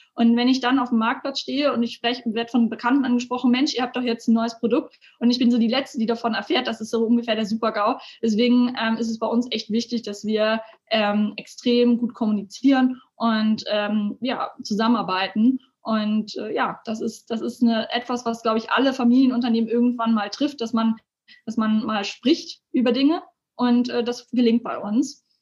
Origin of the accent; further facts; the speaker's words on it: Elmshorn, Schleswig-Holstein, Germany; Ich bin ähm, hier tatsächlich aufgewachsen